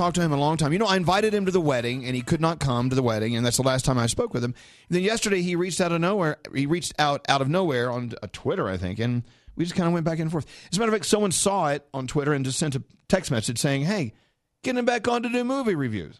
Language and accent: English; New York, United States; I'm from New York, but I'm not a celebrity, so okay.